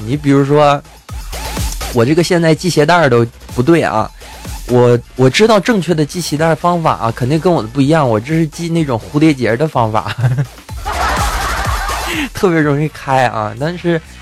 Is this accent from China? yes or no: yes; China; 我们中国人